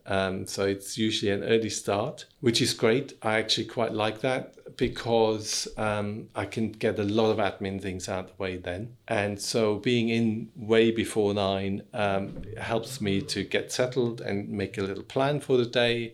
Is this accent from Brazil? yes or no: no; Dietenheim, Baden-Württemberg, Germany; moved away as an adult; now in London, United Kingdom; I'm originally from Germany, but I've lived here for more than half of my life, so I consider myself as half and half.